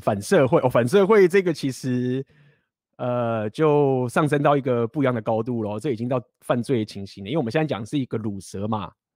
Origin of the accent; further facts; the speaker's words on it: Taiwan; accent: Taiwanese accent; 我来台湾腔